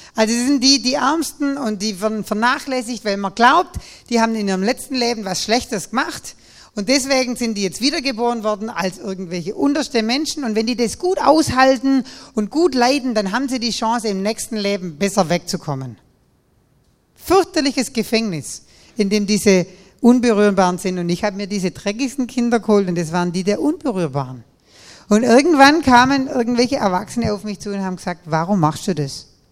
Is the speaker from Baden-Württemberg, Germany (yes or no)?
yes; Nagold, Baden-Württemberg, Germany; an meiner Konfirmation in dieser Kirche da bei uns in Nagold, meiner lutherischen Landeskirche